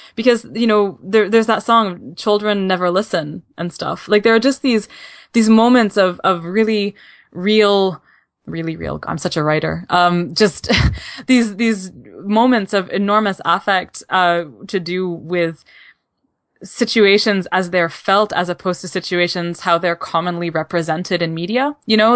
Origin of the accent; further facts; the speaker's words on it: Canada; As a Canadian